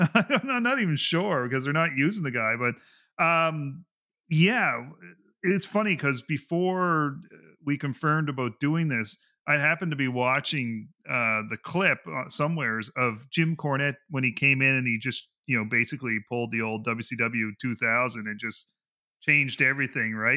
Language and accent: English; Canada; I'm Canadian